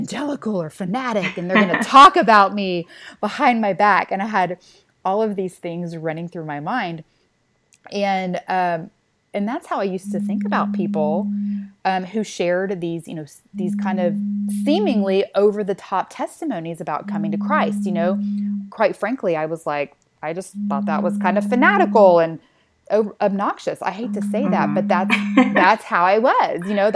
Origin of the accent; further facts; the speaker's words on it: Texas, United States; accent: Texan; mine is Texan